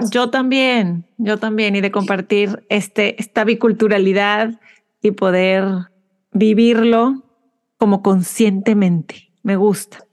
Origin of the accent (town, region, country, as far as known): Mexico; now in Houston, United States